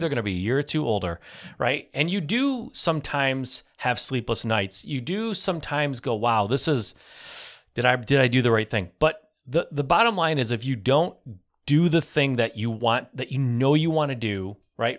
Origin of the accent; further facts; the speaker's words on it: Michigan, United States; I'm from Michigan